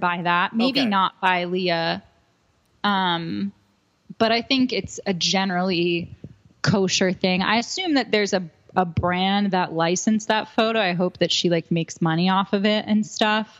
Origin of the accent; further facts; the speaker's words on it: New Jersey, United States; I'm from New Jersey